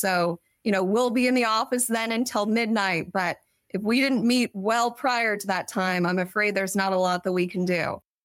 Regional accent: Kansas City, United States; moved away as an adult; also born or lived in Washington, D.C.; now in Sacramento, United States; born and raised in Kansas City

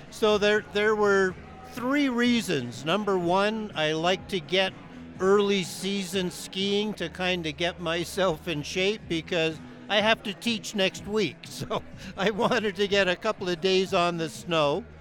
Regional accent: Canada; moved away as an adult; now in Breckenridge, United States; I came here from Canada 30 years ago. And in Canada, I was a ski instructor there for about 15 years.

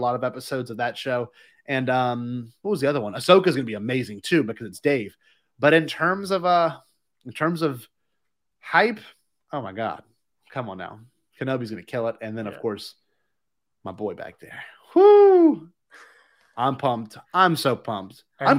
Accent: Louisiana, United States; I know I'm from Louisiana and I'm used to Mardi Gras, but this is a different version of Mardi Gras.

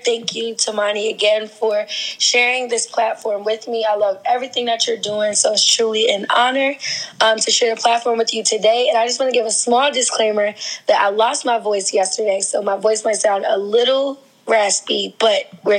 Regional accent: Queens, New York, United States; also born or lived in New Jersey; now in Baltimore, United States; I'm originally from Queens, New York. So I spent like half of my life in New York, half of my life in New Jersey. I came to Baltimore because I went to Morgan State University

